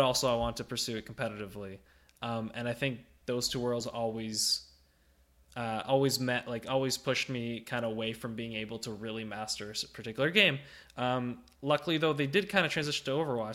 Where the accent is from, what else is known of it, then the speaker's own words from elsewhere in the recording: Ottawa, Ontario, Canada; moved away as an adult; now in Niagara Falls, Canada; my home region, Ottawa